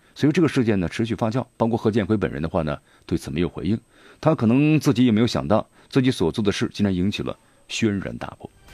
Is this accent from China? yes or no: yes; Sichuan, China; accent: Sichuanese; 咱们四川话